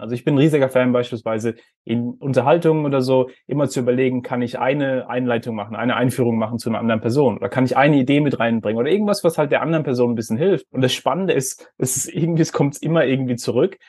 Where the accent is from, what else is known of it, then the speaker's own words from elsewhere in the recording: Heidelberg, Baden-Württemberg, Germany; ich bin in Heidelberg aufgewachsen